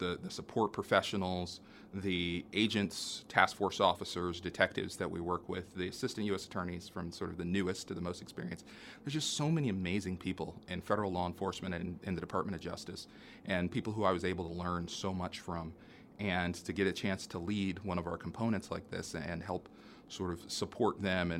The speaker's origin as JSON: {"language": "English", "town": "Indianapolis", "region": "Indiana", "country": "United States", "tie": "born or raised there", "also_born_or_lived": "Maryland", "said": "come back to my hometown to practice in Indianapolis"}